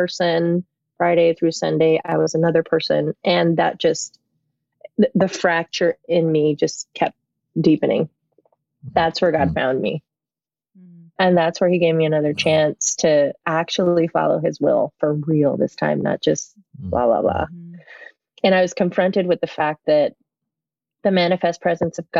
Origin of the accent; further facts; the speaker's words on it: Puerto Rico; also born or lived in New York, United States; When I was 7 years old, I had to be moved. Our family moved from one country to another. We moved from New York to Puerto Rico